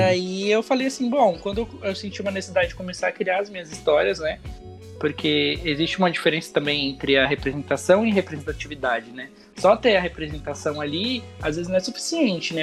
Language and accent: Portuguese; São Paulo, Brazil; lá na, na comunidade que eu cresci, lá no Capão